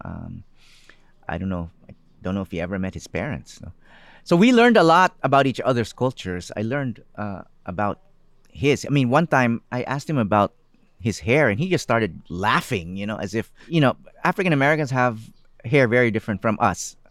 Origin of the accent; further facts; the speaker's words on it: Philippines; also born or lived in United States; I became very aware of my identity as a Filipino, as a brown-skinned person.